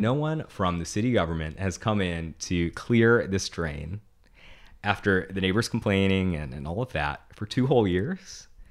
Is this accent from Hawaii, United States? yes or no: yes; Honolulu, Hawaii, United States; I grew up in Aleva Heights. It's the heart of District Six.